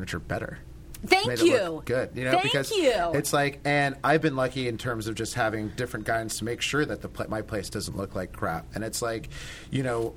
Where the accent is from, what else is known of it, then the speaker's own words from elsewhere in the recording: Northern Virginia, United States; I grew up in Northern Virginia